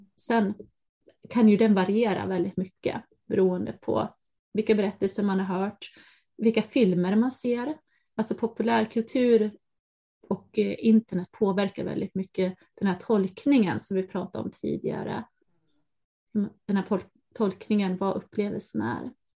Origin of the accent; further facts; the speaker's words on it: Dalarna County, Sweden; från skogarna i Dalarna där jag växte upp